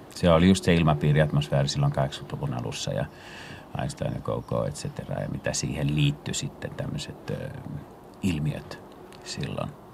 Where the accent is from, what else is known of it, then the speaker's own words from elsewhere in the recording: Finland; moved away as an adult; also born or lived in Paris, France; tulin uudestaan Pariisista äh, kotimaahan